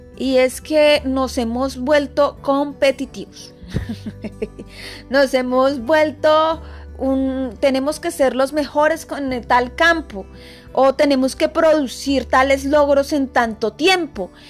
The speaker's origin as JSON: {"language": "Spanish", "country": "Colombia", "said": "soy colombiana"}